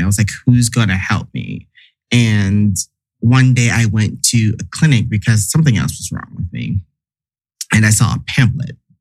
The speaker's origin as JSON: {"language": "English", "region": "the South", "country": "United States", "tie": "born or raised there", "said": "me growing up in the South"}